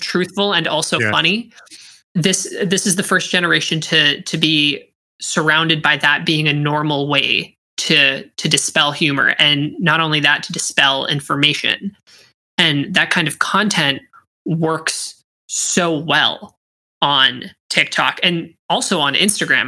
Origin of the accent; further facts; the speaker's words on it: Pittsburgh, Pennsylvania, United States; first language English; also born or lived in Wollongong, Australia / Syracuse; I was born in Wollongong, Australia, and then moved here to uh, the United States at the age of six and was promptly put in English as a second language classes, although English was my first language. Um, and eh, I was so I was raised in Pittsburgh.